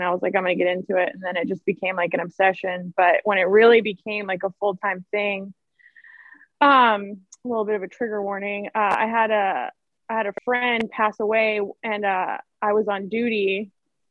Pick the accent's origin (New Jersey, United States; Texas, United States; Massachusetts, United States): Texas, United States; Seabrook; moved away as an adult; now in San Diego, United States; I'm like maybe like 30 minutes from Galveston. So I'm like near like the Seabrook, LaPorte area